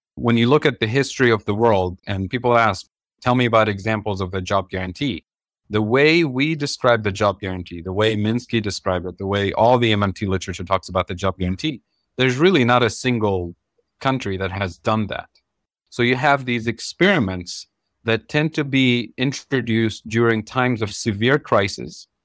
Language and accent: English; Tunisia; moved away as an adult; also born or lived in Kansas City, Missouri, United States; now in United States; I grew up in Tunisia and North Africa. So I come from a developing country